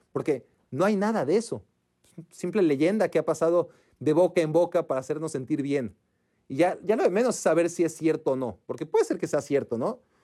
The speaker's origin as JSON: {"language": "Spanish", "country": "Mexico", "moved": "yes", "lives_now": "United States", "said": "así somos los mexicanos"}